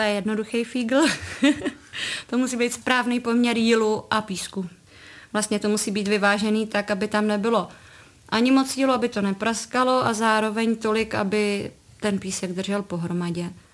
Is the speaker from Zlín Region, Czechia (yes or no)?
no; České Budějovice, South Bohemian Region, Czechia; Já jsem z Budějovic, ale úplně od malinka jsem jezdila kousíček sem do Novohradek na chatu.